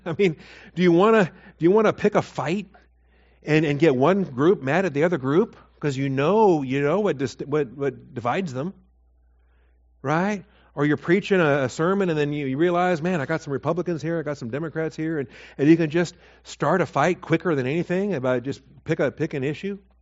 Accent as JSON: {"language": "English", "town": "Seattle", "region": "Washington", "country": "United States", "tie": "born or raised there", "also_born_or_lived": "Texas", "moved": "as an adult", "said": "I was born in Seattle, but you know, I didn't get to Texas till till I was 21"}